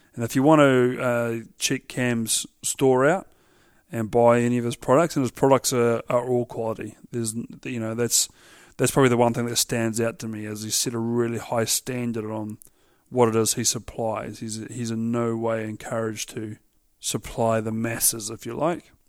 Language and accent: English; Central Otago, New Zealand; I grew up in Alak, so for those that don't know, Alaks and Cromwell are Central, Central Otago